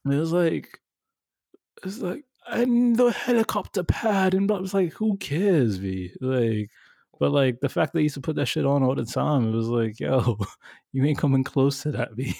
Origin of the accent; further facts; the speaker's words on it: New York, United States; we grew up in New York